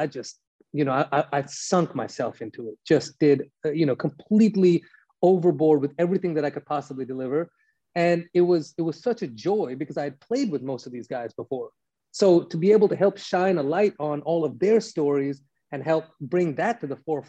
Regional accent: Los Angeles, California, United States; West Coast hip hop and grew up on Death Row and as LA as it comes

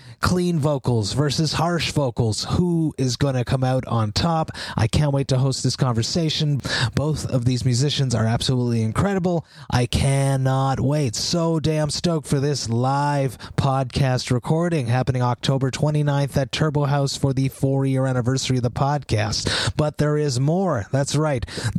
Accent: Montreal, Quebec, Canada; my hometown of Montreal

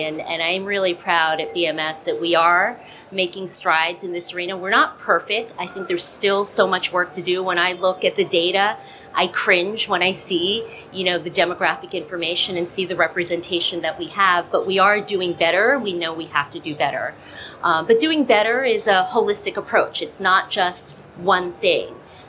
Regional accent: New Jersey, United States; Because I grew up in Jersey.

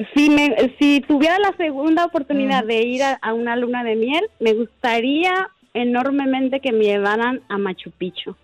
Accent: Zacatecas, Mexico; yo soy de Zacatecas

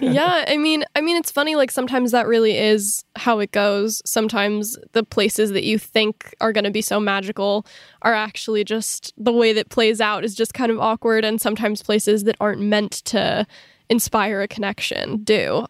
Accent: Southern California, United States; growing up in Southern California

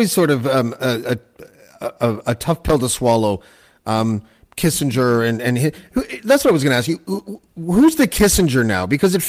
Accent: Toronto, Ontario, Canada; now in Killaloe, Canada; I'm in a little town called Killaloe, which is where my wife grew up. It's in the middle of the forest near Algonquin Park in Ontario, about 4 hours north of Toronto, but I'm from Toronto.

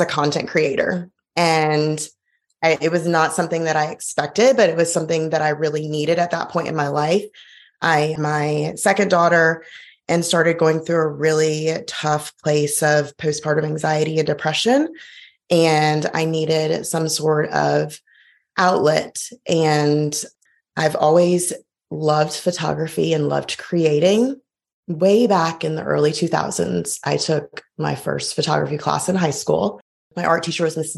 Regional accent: Montgomery, Alabama, United States; now in Auburn, United States; I grew up in Montgomery and it's just right down the road

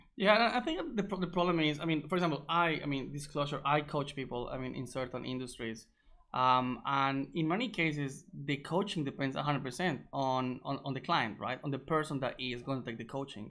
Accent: Colombia; moved away; also born or lived in Egypt; I'm from Colombia originally.

